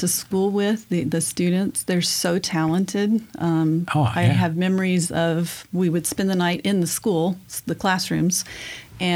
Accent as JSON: {"language": "English", "area": "Bell County", "region": "Texas", "country": "United States", "tie": "born or raised there", "moved": "yes", "said": "I grew up in Bell County."}